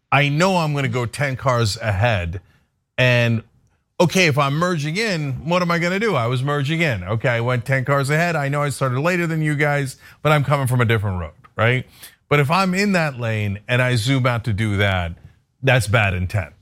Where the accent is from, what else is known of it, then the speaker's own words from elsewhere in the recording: East Coast, United States; moved away; I grew up on the East Coast